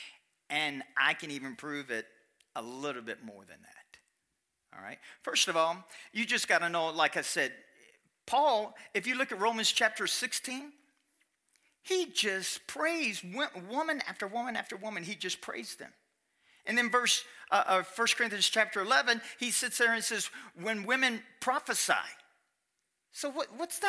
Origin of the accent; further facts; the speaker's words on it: Kentucky, United States; I'm from Kentucky